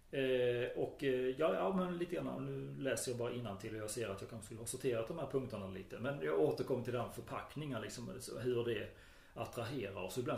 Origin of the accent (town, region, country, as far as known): Skåne, Sweden